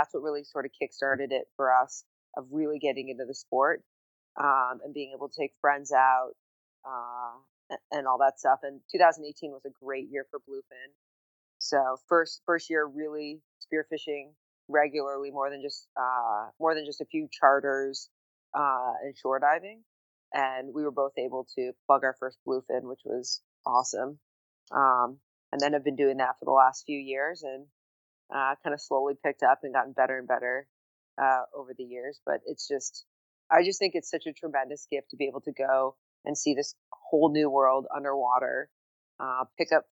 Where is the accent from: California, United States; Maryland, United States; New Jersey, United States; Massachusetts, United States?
California, United States; Bay Area; moved away as an adult; now in San Diego, United States; born and raised in the Bay Area, I moved down to San Diego after grad school